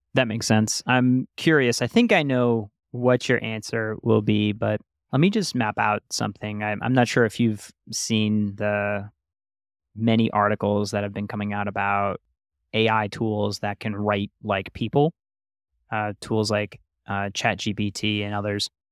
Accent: New York, United States; I grew up in New York

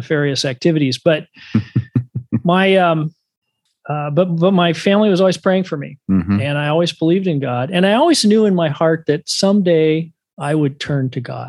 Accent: Dallas, Oregon, United States; the church that I grew up in as a young person in a small town called Dallas, Oregon, just 10 miles west of the capital of Oregon, Salem.

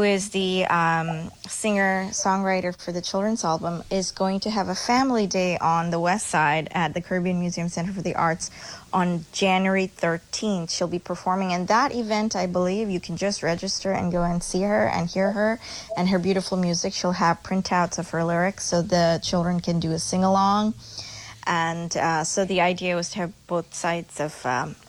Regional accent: Chennai, Tamil Nadu, India; I grew up in Madras. Now it's called Chennai in India.

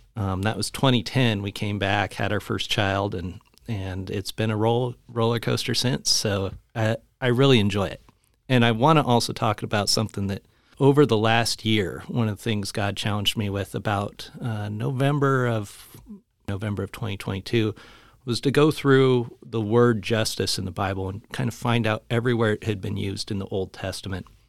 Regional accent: Spokane, Washington, United States; also born or lived in Louisville; raised here in Spokane, and we'd moved over to Louisville

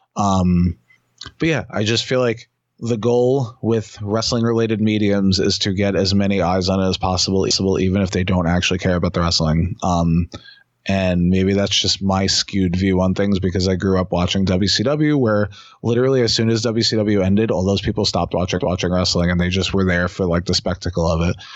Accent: New York City, New York, United States; years ago when I was younger, there was where I grew up in Queens

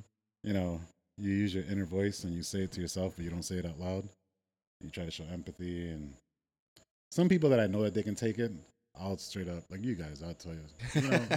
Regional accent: New York City, New York, United States; I grew up in Brooklyn, New York, in the 80s and 90s

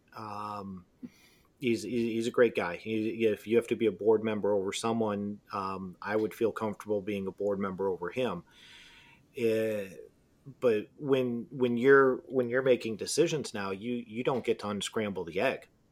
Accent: Detroit, Michigan, United States; I'm from Detroit.

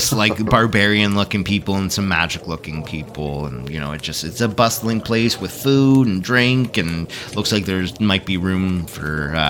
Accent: Scotland, United Kingdom; I'm fucking Scottish, you fuck.

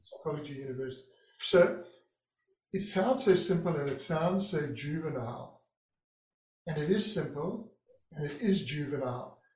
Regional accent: Durban, KwaZulu-Natal, South Africa; moved away as an adult; now in Santa Barbara, United States; it was the east coast of South Africa in Durban, my hometown.

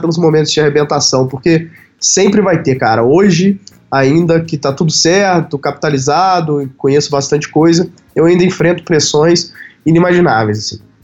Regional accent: Carangola, Minas Gerais, Brazil; moved away; lá na minha cidade natal, em Carangola

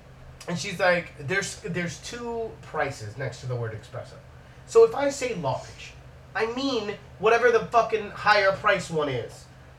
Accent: Miami, Florida, United States; I'm here from Miami.

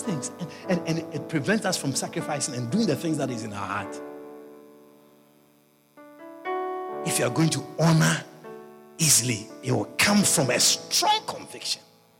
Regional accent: Guyana; I came from Guyana. I'm a missionary. I don't have anything.

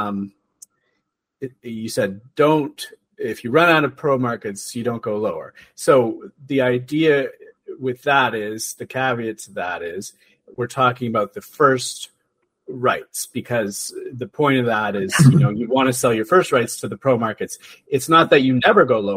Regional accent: Canada; we're Canadian

